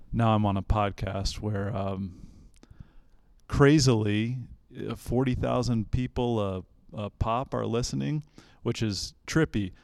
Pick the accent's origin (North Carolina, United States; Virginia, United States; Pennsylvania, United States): Virginia, United States; Central; also born or lived in Charlottesville, Virginia; I was born in Central Virginia